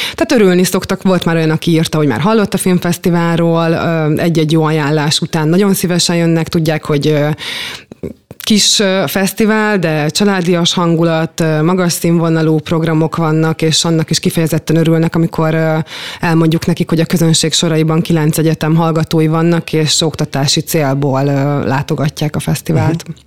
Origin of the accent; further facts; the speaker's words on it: Szolnok, Jász-Nagykun-Szolnok, Hungary; én gyermekként is itt játszottam, és itt nőttem fel